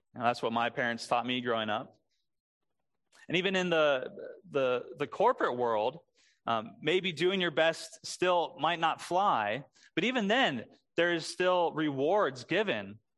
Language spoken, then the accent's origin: English; Springfield, Missouri, United States; moved away; my first big job growing up in Springfield, Missouri. That's where I'm from